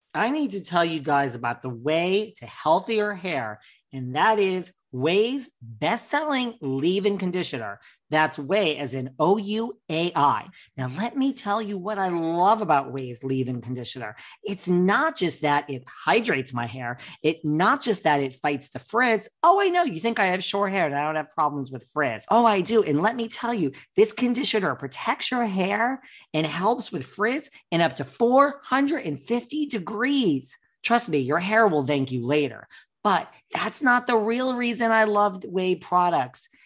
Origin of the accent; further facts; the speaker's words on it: New York, United States; I'm from New York